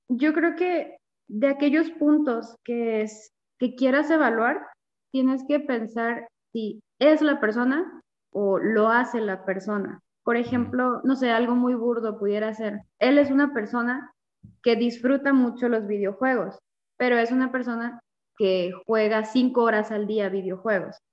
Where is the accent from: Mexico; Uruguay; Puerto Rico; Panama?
Mexico; Veracruz; moved away as an adult; now in Chihuahua, Mexico; soy de Veracruz, del puerto de Veracruz. Actualmente vivo en Chihuahua, tengo tres años y medio viviendo acá